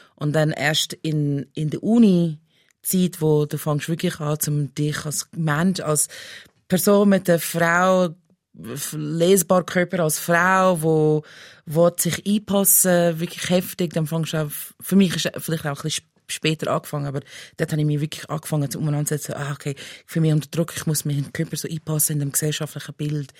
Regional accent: Pennsylvania, United States; German is a second language; moved away as an adult; now in Switzerland; ich bin in den USA aufgewachsen

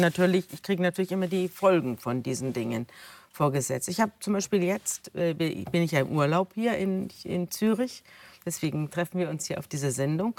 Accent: Germany; ich komme aus Deutschland.

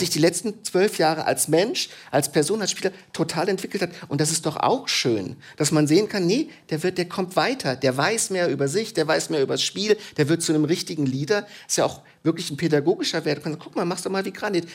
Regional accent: Germany; in der Geschichte meines Landes

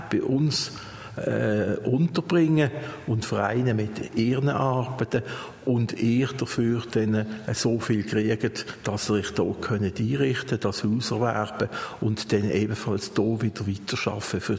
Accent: Basel, Basel-Stadt, Switzerland; Basel geboren, ich bin hier aufgewachsen.

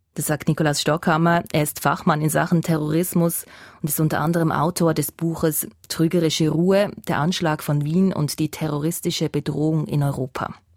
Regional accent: Switzerland; bei uns in der Schweiz

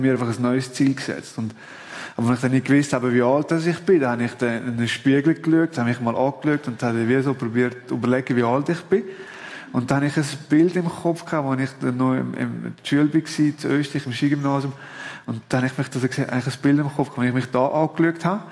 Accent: Valais, Switzerland; als Walliser

